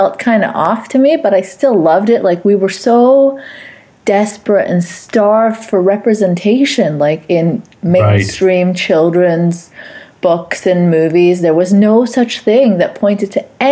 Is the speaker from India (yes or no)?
no; Saudi Arabia; moved away; my background is South Asian, Pakistani, even though I was raised in Saudi Arabia